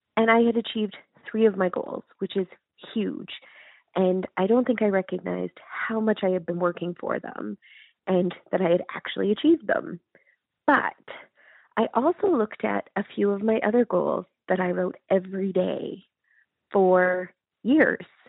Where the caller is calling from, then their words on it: Calgary, Alberta, Canada; I'm calling from Calgary, Alberta, Canada